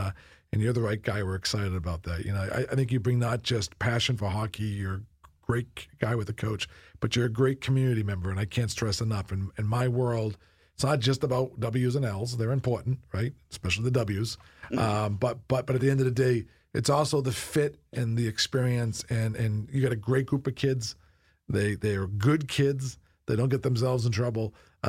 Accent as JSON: {"language": "English", "region": "New Hampshire", "country": "United States", "tie": "born or raised there", "said": "Yeah. No, I'm from New Hampshire. I'm a New Hampshire kid, right, my whole life."}